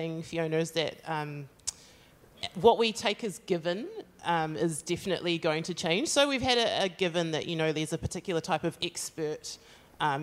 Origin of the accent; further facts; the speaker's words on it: Nigeria; now in New Zealand; I'm Nigerian. Igbo is my ethnic group